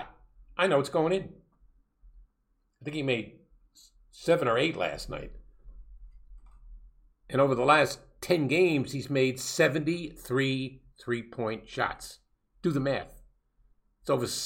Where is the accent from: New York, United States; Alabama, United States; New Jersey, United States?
New York, United States; New York City; I grew up, I'm born and raised in Brooklyn